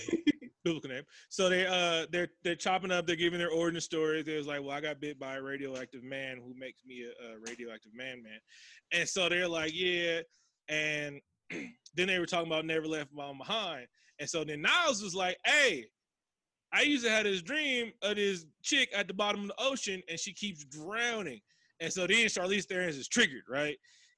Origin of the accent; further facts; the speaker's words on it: United Kingdom; Yeah, we've all seen Austin Powers. I'm British.